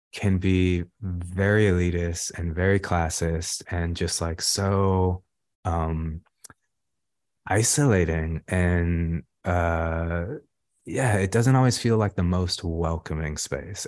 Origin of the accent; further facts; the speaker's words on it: Los Angeles, California, United States; growing up in South Central Los Angeles